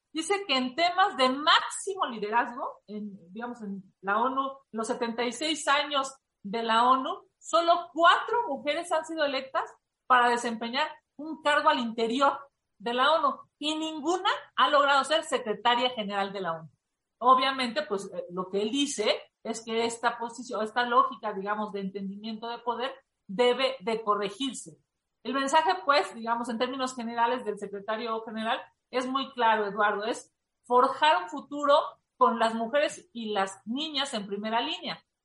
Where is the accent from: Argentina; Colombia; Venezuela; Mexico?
Mexico; como mexicanos